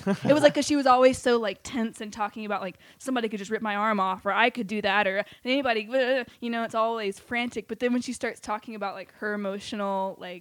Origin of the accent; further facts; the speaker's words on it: the South, United States; being a Southerner. And I always wanted to leave the South. Like, from, like first grade